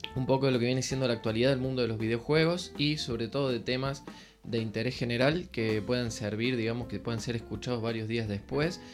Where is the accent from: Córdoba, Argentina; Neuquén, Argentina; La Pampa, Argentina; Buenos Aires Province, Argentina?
Córdoba, Argentina; soy de Córdoba, Argentina.